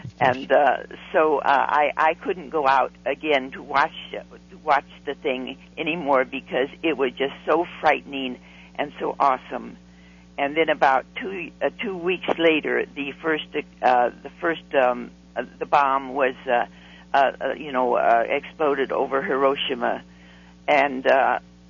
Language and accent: English; Long Beach, California, United States; I was a schoolgirl from Long Beach, California.